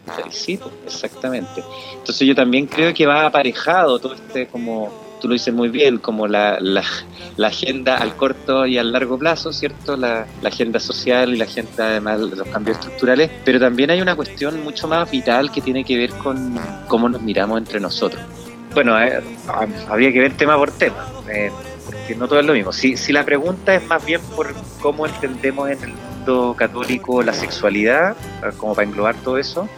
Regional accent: Calera de Tango, Santiago Metropolitan Region, Chile; nací en Calera de Tango el año 75

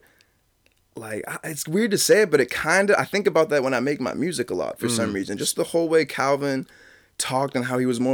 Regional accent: Westbrook, Maine, United States; also born or lived in Detroit, Michigan / Standish, Maine; I grew up Westbrook, Maine

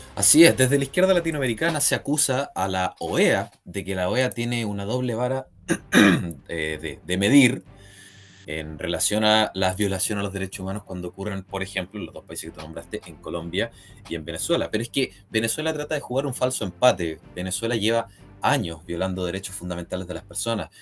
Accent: Chile; es más favorable para nosotros como chilenos

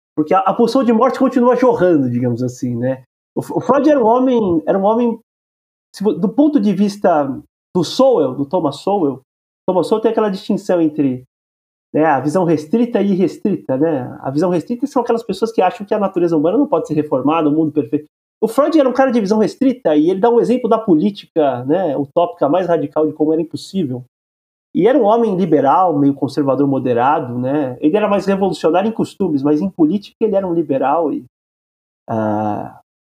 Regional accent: Brazil; nós que somos brasileiros

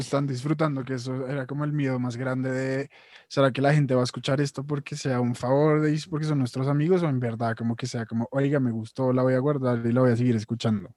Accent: Colombia

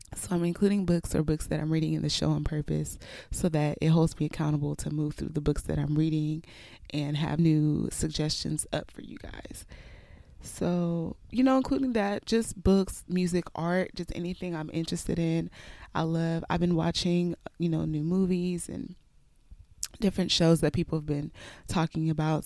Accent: Houston, Texas, United States; also born or lived in Nigeria; I was born in Nigeria, raised in Houston, Texas, and have pretty much been here my whole life.

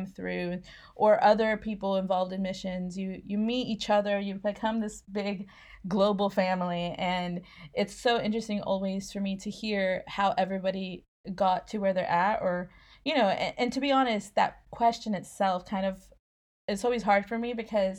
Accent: Oklahoma, United States; moved away as an adult; also born or lived in Mexico; now in Scotland; I was born in Oklahoma, raised most of my life in Oklahoma, but I did live in Mexico when I was a kid for a while.

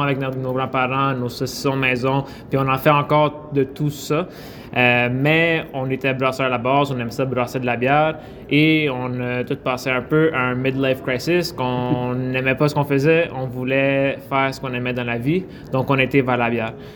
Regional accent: Quebec, Canada; on est des Québécois d'origine italienne

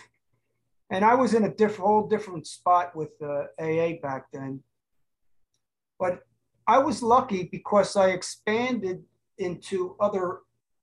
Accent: Cherry Hill, New Jersey, United States; now in Huntington Beach, United States; I was from South Jersey, outside of Cherry Hill.

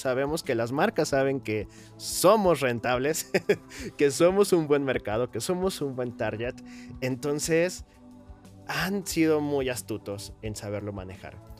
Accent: Hidalgo, Mexico; now in Mexico City, Mexico; Yo soy de, de, de Hidalgo

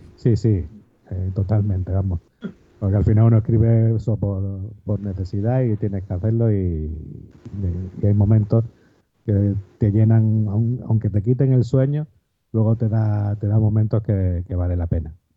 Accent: Málaga, Andalusia, Spain; soy un escritor malagueño, aquí de, una ciudad al, sur de, España

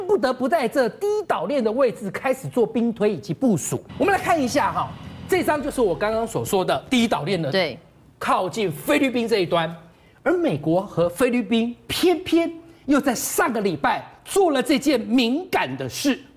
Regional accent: Taiwan; 我们台湾的东边

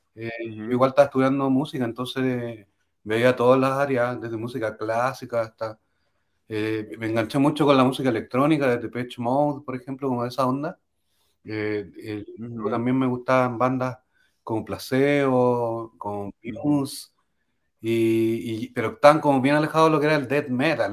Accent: Chile; soy chileno

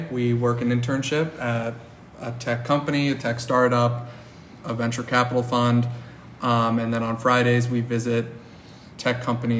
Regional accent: Cleveland, Ohio, United States; moved away as an adult; now in San Francisco, United States; I'm from Cleveland, Ohio.

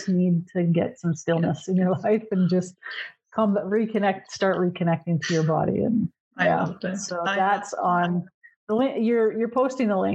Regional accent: Canada; also born or lived in Ontario; I'm Canadian

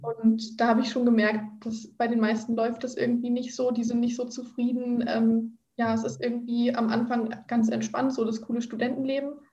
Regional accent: Berlin, Germany; moved away as an adult; now in Brandenburg an der Havel, Germany; Ich komme ursprünglich aus Berlin

